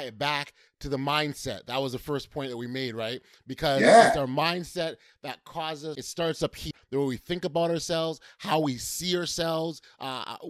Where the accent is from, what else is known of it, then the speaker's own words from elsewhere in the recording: Toronto, Ontario, Canada; I grew up in Regent Park, moved to the West End.